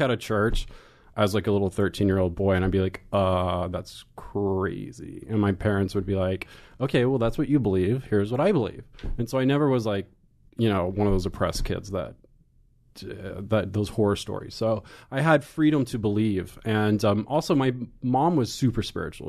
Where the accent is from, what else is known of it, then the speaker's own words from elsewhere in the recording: Pilot Point, Texas, United States; moved away; I grew up in a small little town north of Dallas called Pilot Point.